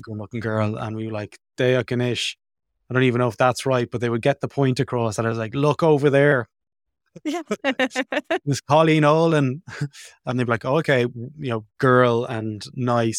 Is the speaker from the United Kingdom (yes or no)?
no; Ireland; born or raised there